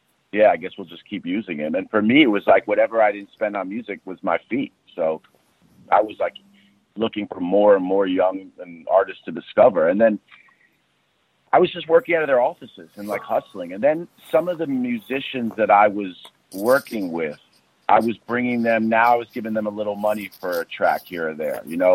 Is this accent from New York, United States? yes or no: yes; New York City, New York, United States; being a city kid growing up in Manhattan